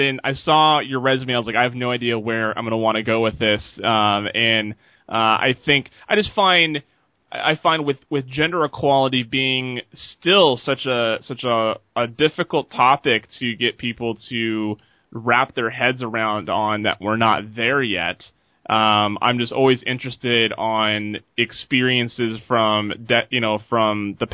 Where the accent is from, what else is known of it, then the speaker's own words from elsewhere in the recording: Seattle, Washington, United States; I'm from Seattle